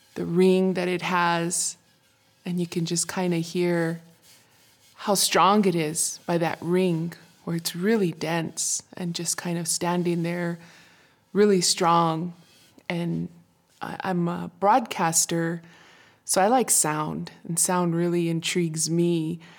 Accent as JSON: {"language": "English", "area": "Isleta Pueblo", "region": "New Mexico", "country": "United States", "said": "from Shearhoop Dee"}